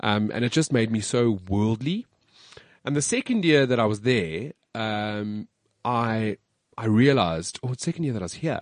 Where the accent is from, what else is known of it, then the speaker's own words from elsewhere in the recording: South Africa; also born or lived in United States; I'm South African. Like, I am South African